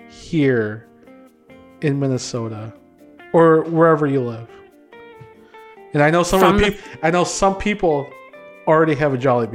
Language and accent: English; Philippines; they know what the Philippines is and they find out I'm a Filipino.